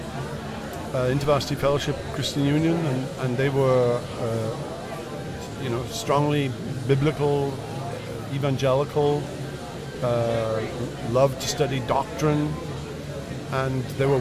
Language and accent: English; Wales, United Kingdom; moved away as an adult; also born or lived in Mississippi / Iowa; now in United States; So I was born in Wales, in Great Britain, in 1953, and was raised in a secular home